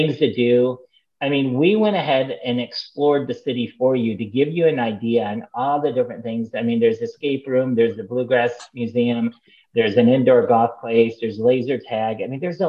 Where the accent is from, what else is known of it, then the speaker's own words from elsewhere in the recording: Michigan, United States; now in Florida, United States; I'm from Michigan.